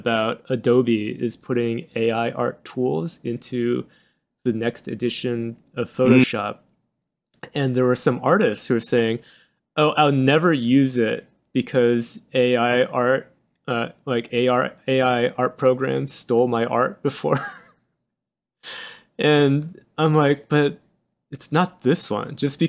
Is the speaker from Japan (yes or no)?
yes; Japan; I am from Japan